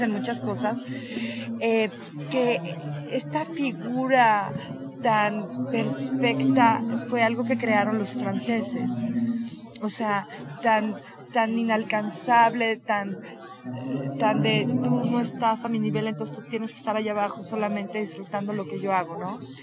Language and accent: Spanish; Mexico; somos los mismos mexicanos